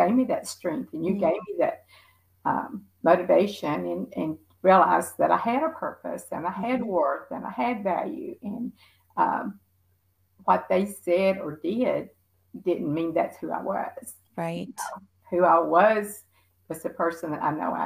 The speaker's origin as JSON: {"language": "English", "area": "right outside of Nashville", "region": "Tennessee", "country": "United States", "said": "I am from Tennessee and right outside of Nashville"}